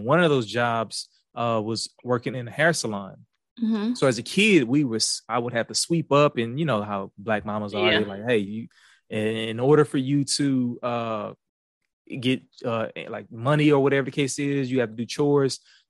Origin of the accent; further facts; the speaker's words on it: Houston, Texas, United States; accent: Houston; Yeah, so I was born in Houston. I moved around a lot as a kid. We moved all over from like Beaumont, Louisiana, different parts of Houston and things of that nature. But I'm a Houston native. You can probably tell in my accent